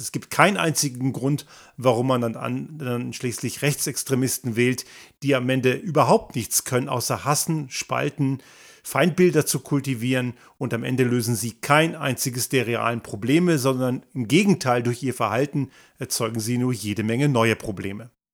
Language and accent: German; Germany; moved away; ich bin ja in Deutschland zur Schule gegangen und dort sozialisiert